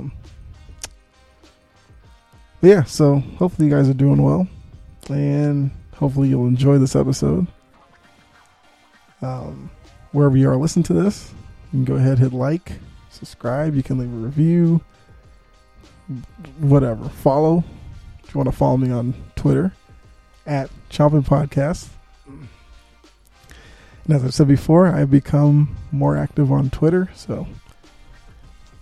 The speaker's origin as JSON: {"language": "English", "town": "Boston", "region": "Massachusetts", "country": "United States", "moved": "yes", "said": "I'm from Boston"}